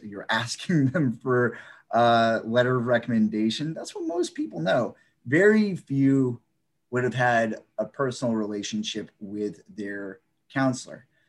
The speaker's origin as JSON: {"language": "English", "region": "Northern Virginia", "country": "United States", "tie": "born or raised there", "also_born_or_lived": "Maryland / South Korea / Arlington", "said": "I grew up in Northern Virginia"}